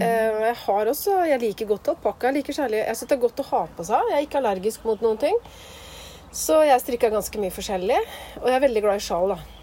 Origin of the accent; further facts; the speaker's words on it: Skien, Telemark, Norway; moved away as an adult; also born or lived in Bø; now in Nordmøre, Norway; jeg er jo fra Skien. Og så studerte jeg opp i Bø, så flytta jeg til Nordmøre. Så det er jo der jeg hører hjemme nå